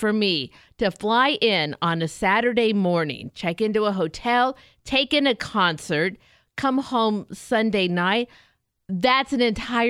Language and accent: English; Escondido, California, United States; growing up in Southern California, in Escondido